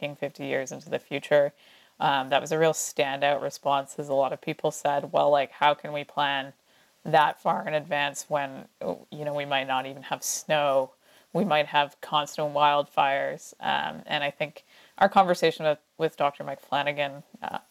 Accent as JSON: {"language": "English", "country": "Canada", "also_born_or_lived": "Revelstoke", "said": "as Canadians"}